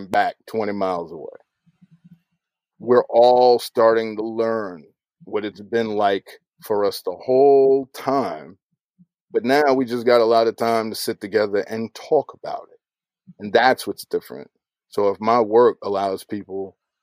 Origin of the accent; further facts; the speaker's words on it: Chicago, Illinois, United States; I was growing up in the Shy